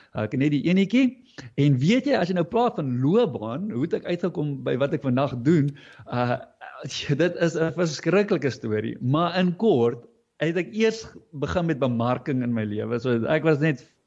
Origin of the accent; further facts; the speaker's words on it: Fish Hoek, Western Cape, South Africa; hier in die Suidskiereiland van die Kaap uh Vishoek Noordhoek omgewing het, het eh, het ek groot geword